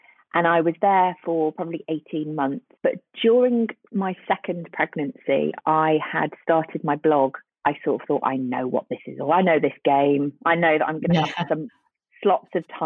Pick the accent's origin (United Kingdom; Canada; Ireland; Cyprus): United Kingdom; Birkenhead, North West England; moved away; also born or lived in Newcastle; I'm from the northwest of England. I'm from Birkenhead